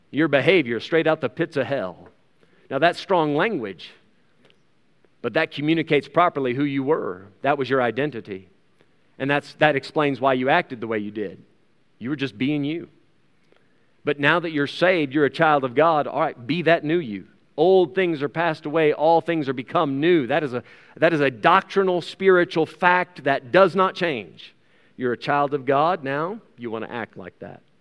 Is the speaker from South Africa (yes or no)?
yes; South Africa; As a South African citizen, this comes with certain rights and privileges that are not afforded, uh, afforded to outsiders and to foreigners.